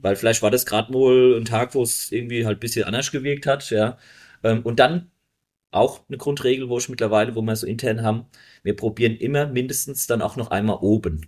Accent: Bechtheim, Rhineland-Palatinate, Germany; bei uns in Beestheim

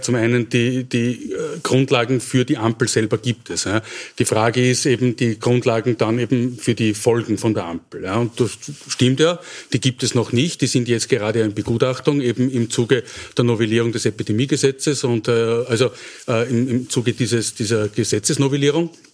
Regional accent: Wels, Upper Austria, Austria; meine Heimatstadt, warum ist Wels eben nicht

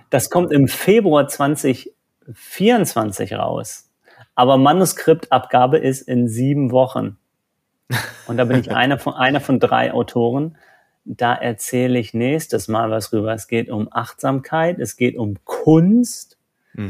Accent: Germany; Bei uns in Deutschland

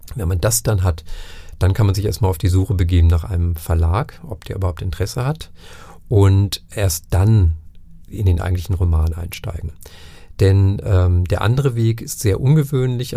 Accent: Northern Germany, Germany; also born or lived in Franconia; now in Nuremberg, Germany; ich bin Norddeutscher, zwar seit Anfang der 90er Jahre hier, aber eben kein Franke

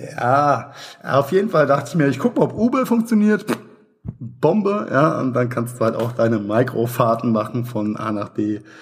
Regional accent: Mainz, Rhineland-Palatinate, Germany; Meine Heimatstadt Mainz hat äh, 260, 280.000, sowas

